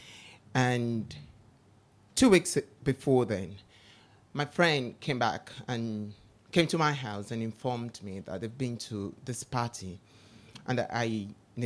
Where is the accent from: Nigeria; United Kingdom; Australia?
Nigeria; growing up in Nigeria